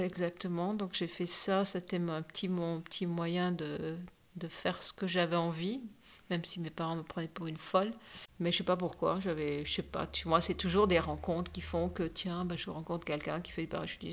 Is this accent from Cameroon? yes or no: yes; Dschang, West, Cameroon; je suis née à Chang